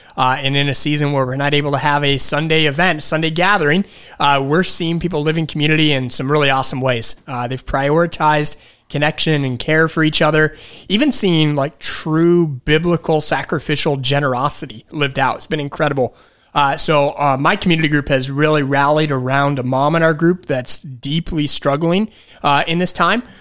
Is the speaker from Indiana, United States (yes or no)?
no; Detroit, Michigan, United States; moved away as an adult; now in Wilkes-Barre, United States; I'm originally from Detroit, Michigan.